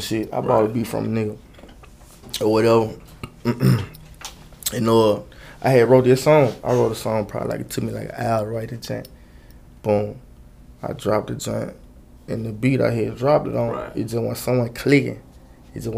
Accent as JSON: {"language": "English", "town": "Memphis", "region": "Tennessee", "country": "United States", "tie": "born or raised there", "said": "I'm from Memphis. See, really, I'm from Memphis Heights. But see, like my mama, she moved up to the south when I was like 12."}